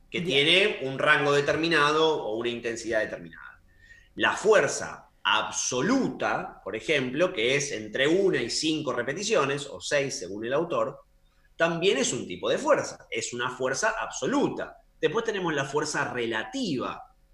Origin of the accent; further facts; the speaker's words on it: Argentina; also born or lived in Chile / Brazil / Canada; now in United Kingdom; Como ahora estoy en Europa y también viví en Chile, en Brasil, soy argentino, viví en Canadá, o sea que estuve en dos continentes, podemos decir.